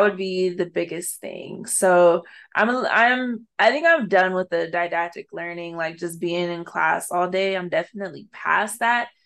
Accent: Arizona, United States; to be a Black woman growing up in Arizona in a space that's predominantly white

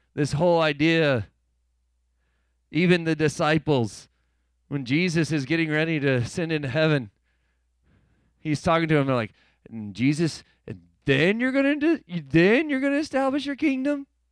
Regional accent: United States; I'm an American citizen

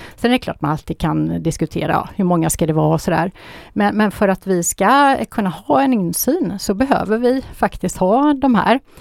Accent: Gothenburg, Västra Götaland, Sweden; i Göteborg, där jag är ifrån

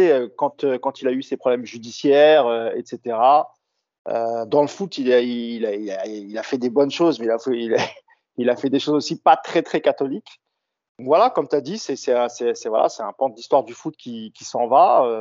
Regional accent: Paris, Île-de-France, France; mais en tant que Parisien, je me dis, voilà, c'est surtout aux Marseillais de leur, rendre, de leur rendre hommage

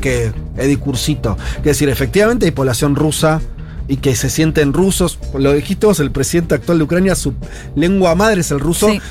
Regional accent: Argentina; nosotros como argentinos

